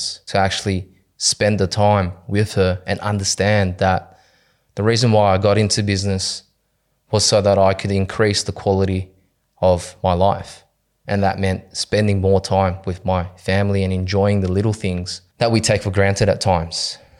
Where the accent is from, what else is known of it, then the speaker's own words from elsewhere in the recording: Cabramatta, New South Wales, Australia; So my childhood, I was born and raised in Cabramatta. I grew up there with my younger sister, my mother.